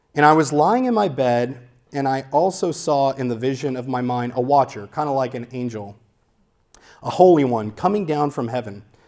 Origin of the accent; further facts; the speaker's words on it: Louisiana, United States; now in Santa Clarita, United States; We grew up in Louisiana, which, if you haven't been to Louisiana, is very, very, very flat